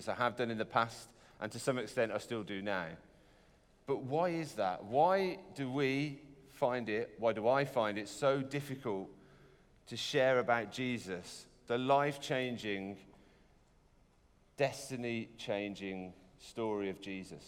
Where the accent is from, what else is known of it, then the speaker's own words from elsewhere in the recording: United Kingdom; we're British